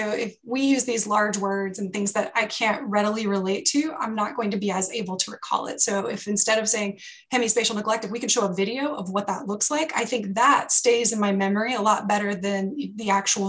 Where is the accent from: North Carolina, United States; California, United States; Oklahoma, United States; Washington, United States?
North Carolina, United States; because I did my EMT school in Mexico City, which was a whole new challenge for me because I am from North Carolina.